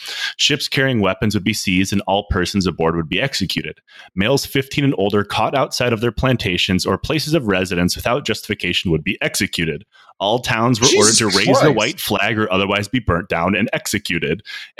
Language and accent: English; United States; I'm American.